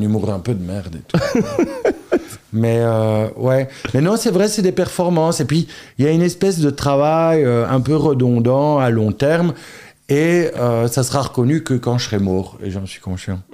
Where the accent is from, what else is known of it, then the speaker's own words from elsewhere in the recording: Charleroi area, Wallonia, Belgium; also born or lived in Antwerp / London; j'ai grandi à Girpine enfin vierge poterie. Donc tu vois, je dis toujours, euh, quand ça nous arrange, on est Carolo